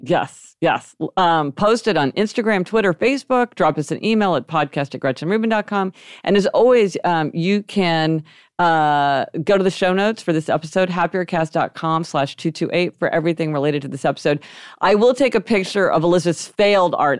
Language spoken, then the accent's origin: English; Kansas City, Missouri, United States; we grew up in Kansas City, Missouri